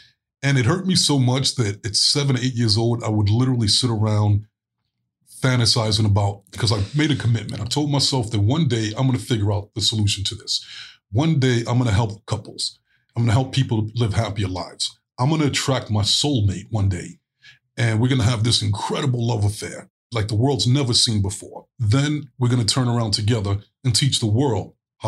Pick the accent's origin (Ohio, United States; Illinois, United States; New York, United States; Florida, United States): New York, United States; Brooklyn; But as I got older, growing up in Brooklyn, it was like, there's no way I'm going to survive on the streets of Brooklyn being Mr. Loving, spiritual, nice guy.